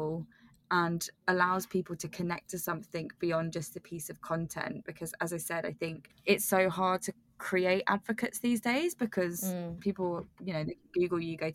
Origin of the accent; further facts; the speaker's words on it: United Kingdom; accent: British; now in London, United Kingdom; my croaky British accent